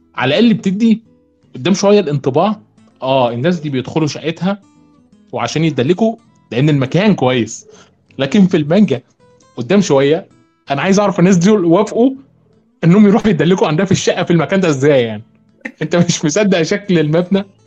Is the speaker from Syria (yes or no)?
no; Egypt; عندنا في مصر